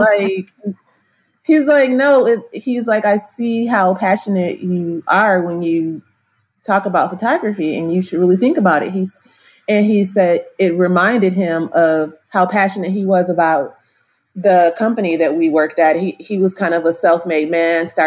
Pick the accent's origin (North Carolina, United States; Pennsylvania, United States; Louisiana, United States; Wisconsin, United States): Wisconsin, United States; also born or lived in California; now in Atlanta, United States; I'm originally from Wisconsin